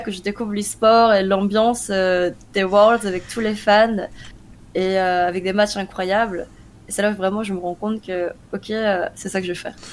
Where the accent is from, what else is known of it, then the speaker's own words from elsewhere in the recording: South Korea; moved away; also born or lived in France; je suis née en Corée, en 92